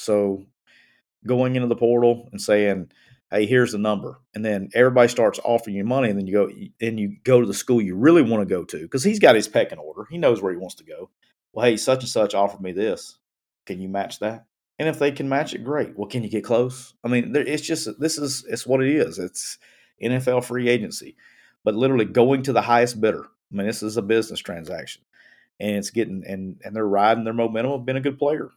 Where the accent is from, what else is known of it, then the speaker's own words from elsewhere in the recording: Alabama, United States; I'm from Alabama